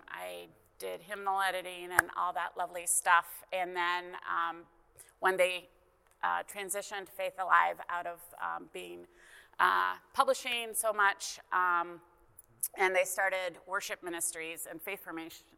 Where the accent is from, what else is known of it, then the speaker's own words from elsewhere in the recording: Canada; I'm Canadian, grew up in Canada